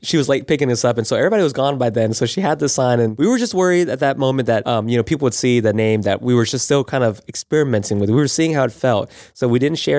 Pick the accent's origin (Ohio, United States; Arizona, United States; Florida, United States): Florida, United States; we're both from, born and raised in Florida.